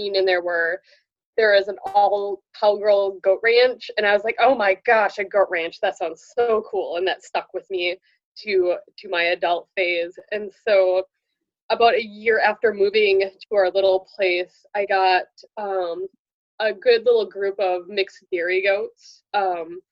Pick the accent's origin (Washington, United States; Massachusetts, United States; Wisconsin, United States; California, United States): Wisconsin, United States; Western rural; I grew up in Western rural Wisconsin, and I couldn't wait to move away, and I did, and I actually moved back about 10 years ago to my same little hometown